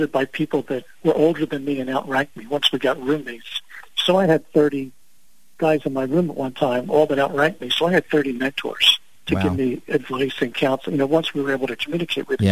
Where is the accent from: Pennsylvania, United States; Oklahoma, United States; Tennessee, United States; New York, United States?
Pennsylvania, United States; Philadelphia; I'm an Italian from South Philly